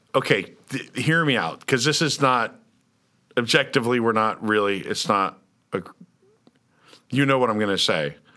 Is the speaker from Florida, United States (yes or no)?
no; Lawrence, Kansas, United States; moved away; I'm from Lawrence.